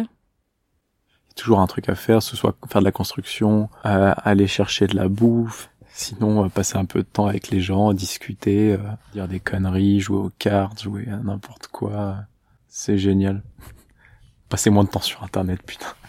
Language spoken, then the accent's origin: French; Massy, Île-de-France, France; Je suis né à Massy, donc juste à côté du plateau